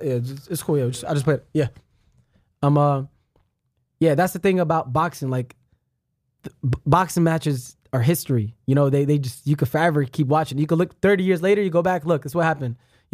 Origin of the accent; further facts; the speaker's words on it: New York, United States; I was raised in New York.